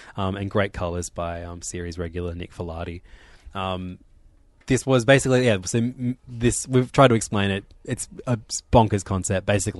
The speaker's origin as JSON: {"language": "English", "country": "Ireland", "said": "I'm Irish, and I've been on tour with …."}